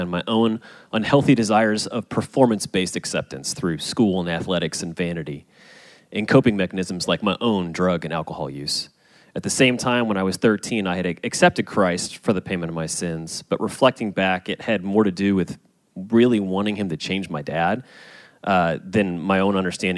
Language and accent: English; St. Louis, Missouri, United States; I grew up in St. Louis